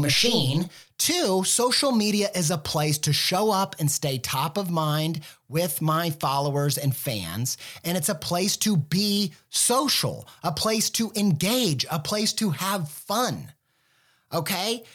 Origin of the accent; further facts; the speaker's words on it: Midwest, United States; I'm a Midwesterner